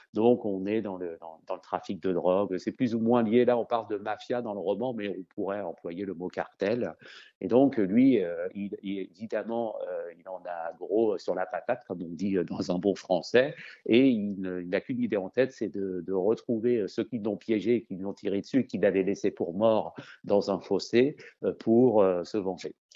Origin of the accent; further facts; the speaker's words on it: France; accent: French; Je le dis avec mon bon accent français